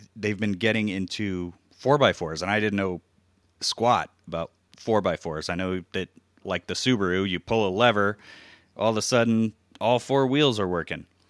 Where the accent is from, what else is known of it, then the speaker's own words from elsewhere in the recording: Hawaii, United States; moved away; growing up in Hawaii, which makes camping pretty easy to access. Uh, I lived on the Big Island